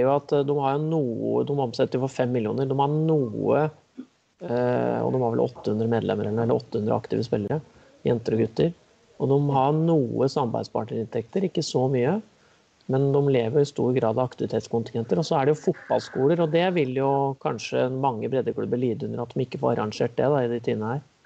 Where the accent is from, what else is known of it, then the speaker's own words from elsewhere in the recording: Kongsvinger, Innlandet, Norway; da jeg vokste opp på Kongsvinger